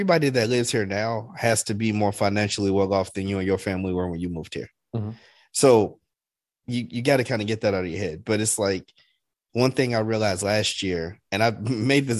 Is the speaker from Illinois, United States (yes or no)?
yes; Chicago, Illinois, United States; I'm from Chicago